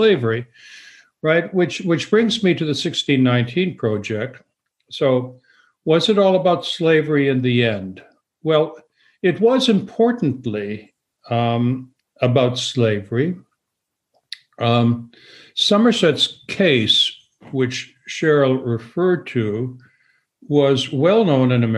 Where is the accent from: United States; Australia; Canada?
Canada; moved away; I'm both Canadian and American